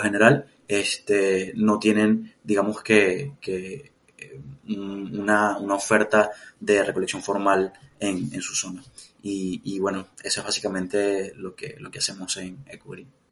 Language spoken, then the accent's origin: Spanish; Mérida, Venezuela; moved away; also born or lived in Valencia, Venezuela; yo nací en Mérida, que es como la sierra en Venezuela, pero estaba viviendo en, Valencia